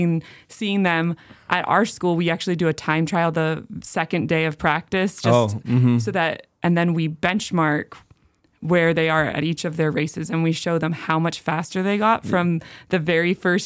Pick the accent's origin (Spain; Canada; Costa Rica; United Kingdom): Canada; Lethbridge, Alberta; now in Spokane, United States; So I grew up in Lethbridge, Alberta, Canada.